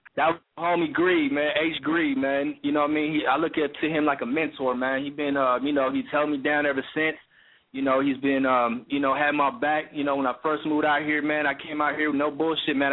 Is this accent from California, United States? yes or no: yes; King City, California, United States; originally I'm from Central Cali, man. I'm from the 831. You know what I'm saying? Um, you know, I'm from uh, King City, California